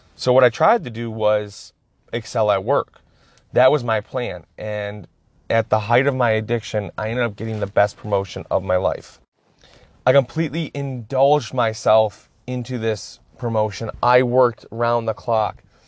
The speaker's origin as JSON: {"language": "English", "area": "Escanaba", "region": "Michigan", "country": "United States", "tie": "born or raised there", "said": "I grew up in Escobedo, Michigan"}